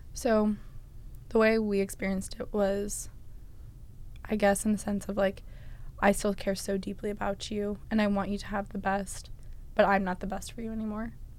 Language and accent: English; Massachusetts, United States; I am from Massachusetts